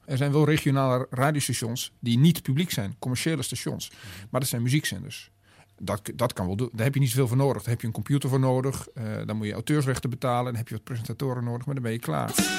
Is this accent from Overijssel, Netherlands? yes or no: yes; Twente, Overijssel, Netherlands; moved away; ik kom uit Twente